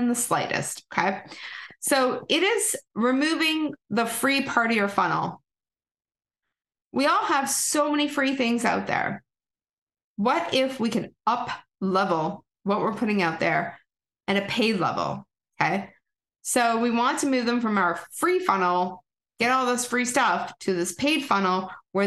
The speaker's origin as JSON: {"language": "English", "country": "Canada", "accent": "Canadian", "said": "Here comes my Canadian accent"}